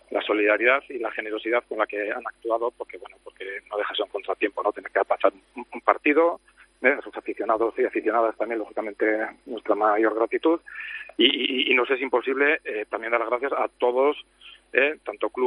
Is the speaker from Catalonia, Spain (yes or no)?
no; Amorebieta-Etxano, Basque Country, Spain; la mayoría que somos de la Morita somos también del Athletic